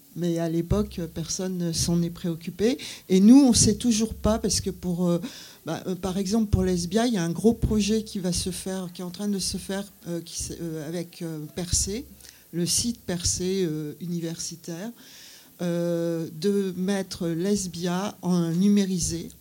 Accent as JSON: {"language": "French", "region": "Brittany", "country": "France", "also_born_or_lived": "Paris", "moved": "yes", "said": "je venais de Bretagne"}